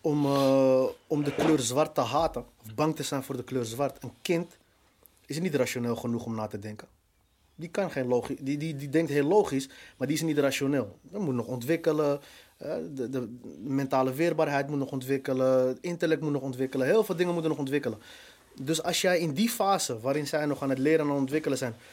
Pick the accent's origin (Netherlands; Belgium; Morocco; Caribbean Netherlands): Morocco; Ja, ik ben Marokkaan, dus ik hoor in deze hoek.